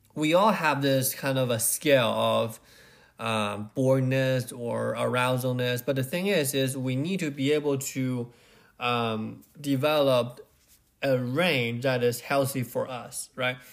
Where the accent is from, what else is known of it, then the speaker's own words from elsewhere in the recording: Beijing, China; I grew up in Beijing